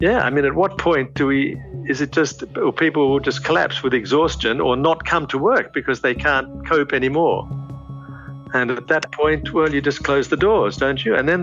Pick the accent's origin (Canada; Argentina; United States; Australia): Australia; now in Papua New Guinea; I was born in Australia, but I've been in PNG since the 60s.